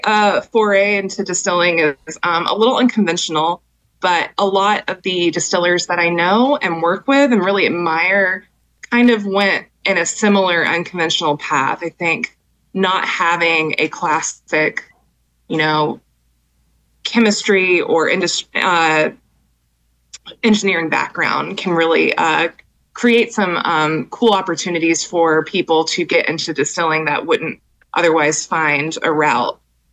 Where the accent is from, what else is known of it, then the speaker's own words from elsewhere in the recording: Jacksonville, Florida, United States; forced me to move back to my home state in Florida to be closer to my family.